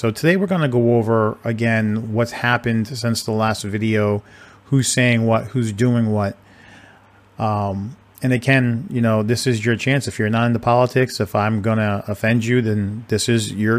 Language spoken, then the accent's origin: English; New England, Rhode Island line, Massachusetts, United States; now in Texas, United States; I was born and raised in New England, Massachusetts, Rhode Island line.